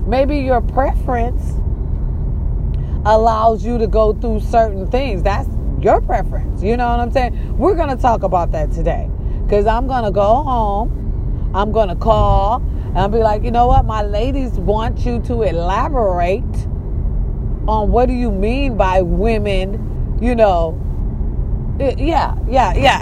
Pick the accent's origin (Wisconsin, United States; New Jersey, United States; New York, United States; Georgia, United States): Wisconsin, United States; Racine; born or raised there